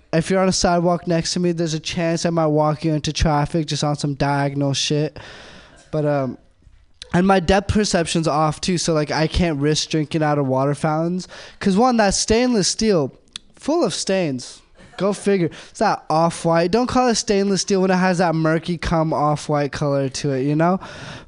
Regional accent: India; I'm Indian. So that means I'm good with computers.

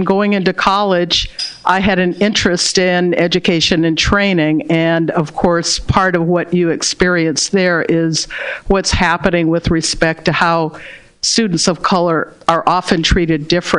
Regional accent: Berkeley, California, United States; Growing up in Berkeley, which is known as a very informal and progressive town, also has had its issues with race

